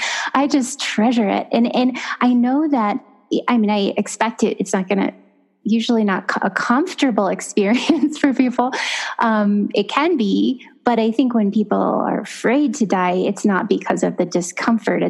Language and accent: English; Los Banos, California, United States; in my hometown of Las Banas, California, my family has owned a funeral chapel